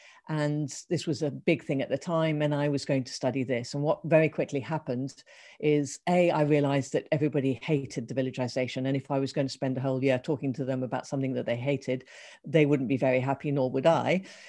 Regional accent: Ethiopia; and then growing up in Ethiopia and therefore the international aspect

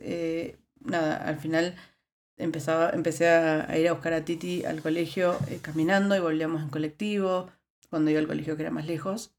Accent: Buenos Aires, Argentina; moved away as an adult; also born or lived in La Rioja, Argentina; now in Netherlands; Yo vengo de Buenos Aires. Buenos Aires es una ciudad que tiene un clima bastante templado

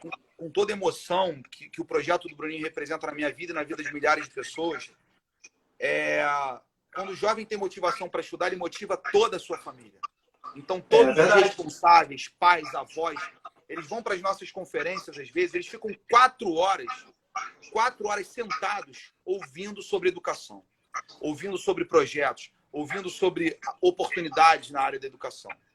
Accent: Rio de Janeiro, Brazil; eu nasci aqui em Irajá

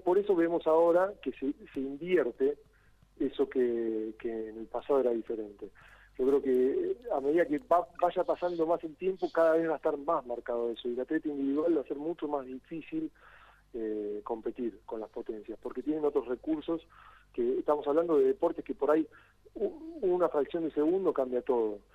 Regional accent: Argentina; nosotros, siendo Argentina

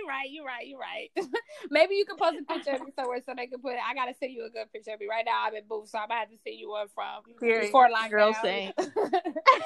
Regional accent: Compton, California, United States; I'm from Compton. So I let it be known, like, I'm from Compton. I grew up in the foster system

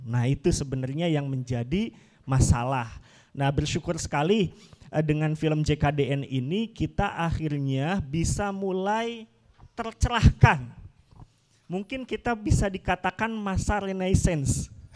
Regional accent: Sunda, Indonesia; saya juga selaku orang Sunda

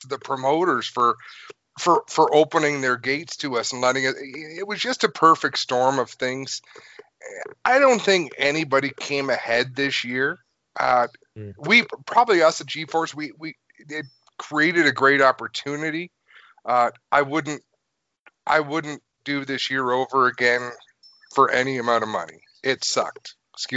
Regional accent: New York, United States; moved away; also born or lived in Canada; I'm half American, half Canadian. Mm-hmm. I spent a lot of my childhood in New York.

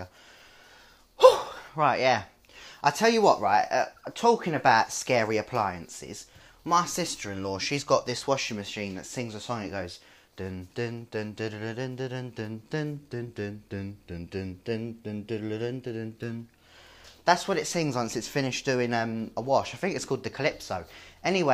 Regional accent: London, United Kingdom; also born or lived in Lewisham; I'm from South East London. Born and bred in Deptford, but I live in Lewisham.

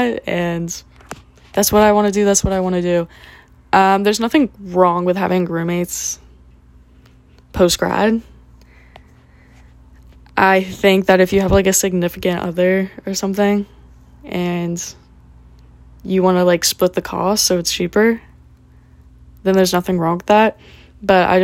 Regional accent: Florida, United States; also born or lived in Tallahassee; I'm chilling in my hometown

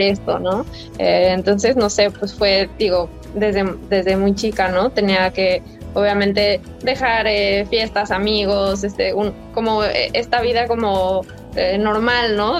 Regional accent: Mexico; moved away as an adult; also born or lived in United States; me fui de México hace casi tres años

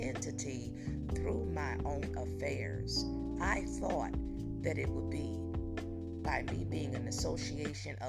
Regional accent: Newark, New Jersey, United States; also born or lived in Virginia; now in Plano, United States; I'm a native of Newark, New Jersey, born out of Jersey City, however, but I was raised in Newark, shipped over to Virginia

